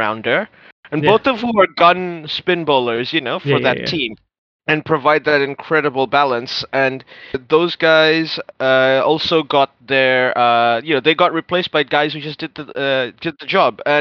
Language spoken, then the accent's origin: English; New Zealand; As a New Zealander